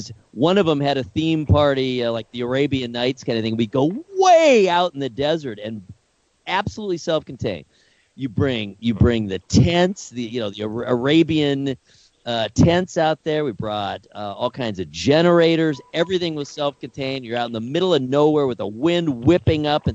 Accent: California, United States; I'm from California

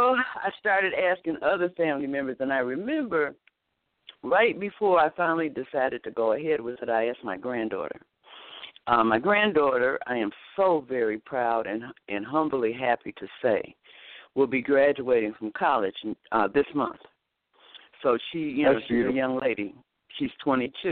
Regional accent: Detroit, Michigan, United States; I was born and raised in Detroit, Michigan

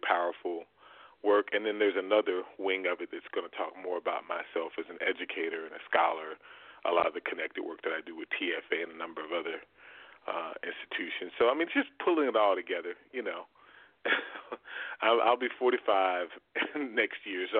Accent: Southwest Arkansas, United States; also born or lived in Midwest; I grew up mostly in Southwest Arkansas

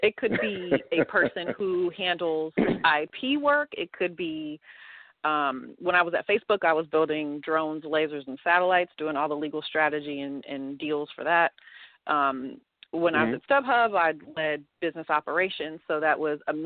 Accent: Oakland, California, United States; I spent half my time growing up in East Oakland

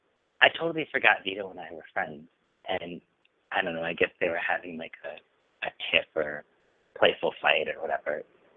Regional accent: Feeding Hills, Massachusetts, United States; also born or lived in Springfield, Massachusetts; we moved in 85, and we moved from Springfield to Feeding Hills.

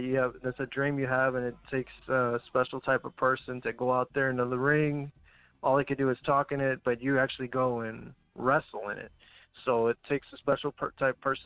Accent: Corpus Christi, Texas, United States; also born or lived in Laredo, Texas; I was on Laredo 8 years, and then I come back to my hometown in Corpus

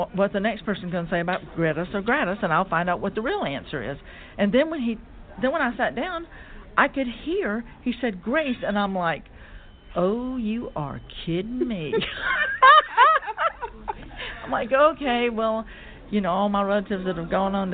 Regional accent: Charleston, South Carolina, United States; I grew up in Charleston

